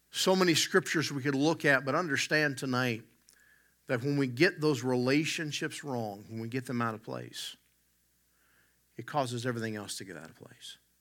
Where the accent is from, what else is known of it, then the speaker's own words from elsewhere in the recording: West Virginia, United States; moved away; I'm from the Southern U S. I grew up in West Virginia